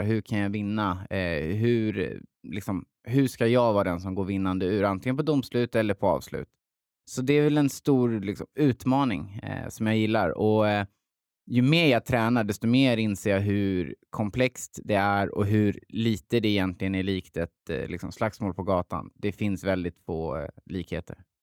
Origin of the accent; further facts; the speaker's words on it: Hultsfred, Kalmar County, Sweden; jag är uppväxt i Hultsfred, en liten ort